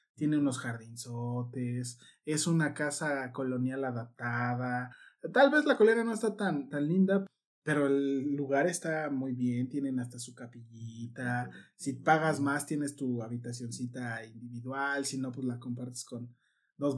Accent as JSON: {"language": "Spanish", "region": "Mexico City", "country": "Mexico", "said": "yo que soy de Iztapalandia, eran los domingos ahí en la explanada de la delegación se armaba el danzón"}